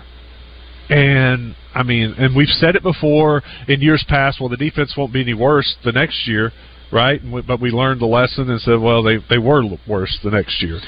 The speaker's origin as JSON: {"language": "English", "region": "Texas", "country": "United States", "tie": "born or raised there", "said": "I grew up in Texas"}